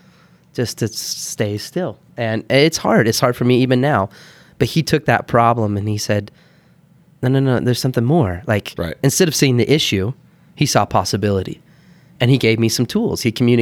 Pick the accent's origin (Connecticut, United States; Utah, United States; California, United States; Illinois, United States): Utah, United States; Heber; also born or lived in Bountiful / Texas / Kansas; So I was born in Bountiful. We grew up a little bit in Texas and Kansas, but man, Heber was there. I think I was there when I was fifth grade on.